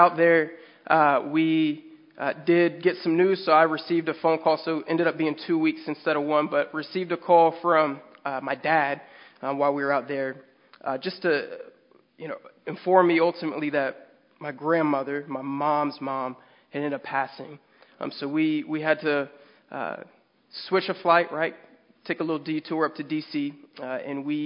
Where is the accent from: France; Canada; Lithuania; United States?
United States; San Diego, California; we're from San Diego